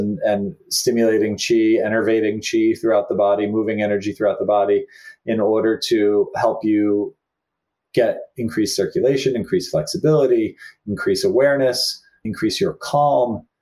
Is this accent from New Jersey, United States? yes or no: yes; New Jersey, United States; a young Catholic kid growing up in New Jersey